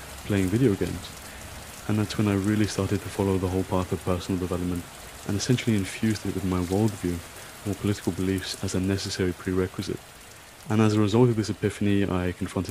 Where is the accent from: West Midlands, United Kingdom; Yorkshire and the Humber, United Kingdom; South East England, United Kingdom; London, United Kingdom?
London, United Kingdom; also born or lived in Scotland; I'm from London, England, and I'm currently studying in Scotland for my master's